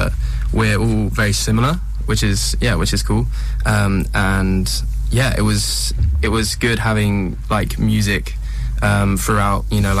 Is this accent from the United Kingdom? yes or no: yes; London, United Kingdom; We're all from Southwest London.